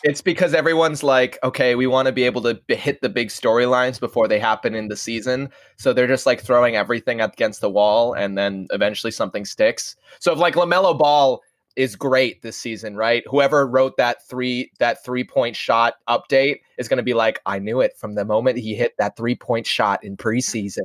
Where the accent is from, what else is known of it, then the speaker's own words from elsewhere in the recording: Iowa, United States; we come from Iowa